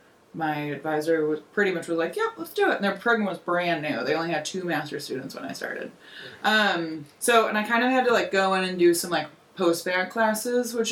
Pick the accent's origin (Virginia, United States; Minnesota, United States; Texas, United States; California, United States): Texas, United States; West; I'm from West Texas